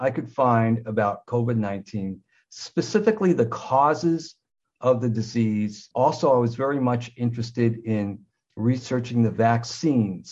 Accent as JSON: {"language": "English", "country": "United States", "also_born_or_lived": "Southern Ontario, Canada", "moved": "as an adult", "lives_now": "Ontario, Canada", "said": "I'm an American, but I live in Canada. I came to Canada in 1976 after the Vietnam War"}